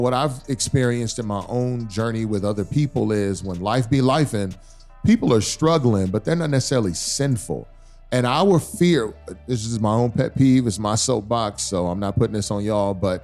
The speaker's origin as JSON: {"language": "English", "region": "Texas", "country": "United States", "tie": "born or raised there", "said": "So I grew up in the South. I grew up in Texas"}